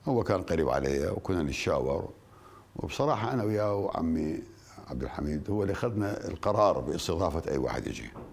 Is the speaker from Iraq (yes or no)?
yes; Al Anbar, Iraq; احنا عندنا بالعراق